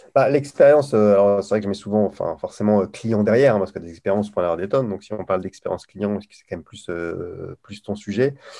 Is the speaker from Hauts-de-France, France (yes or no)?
yes; Lille, Hauts-de-France, France; accent: Ch'ti; je suis originaire de Lille où je parle ch'ti couramment